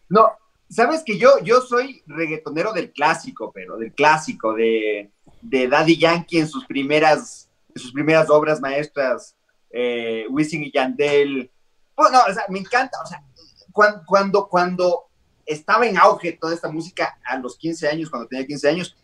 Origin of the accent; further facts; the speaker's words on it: Ecuador; yo cuando era chiquito vivía en la avenida del Inca, en Ecuador